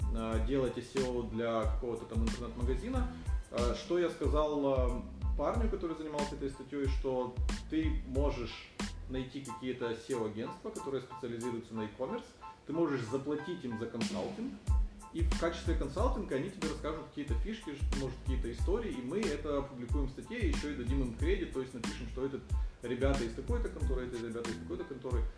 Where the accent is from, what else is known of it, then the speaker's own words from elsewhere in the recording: Ukraine; moved away as an adult; now in Singapore; я из Украины